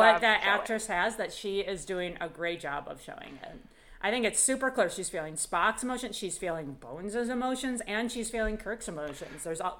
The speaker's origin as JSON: {"language": "English", "region": "New York", "country": "United States", "said": "I am from New York."}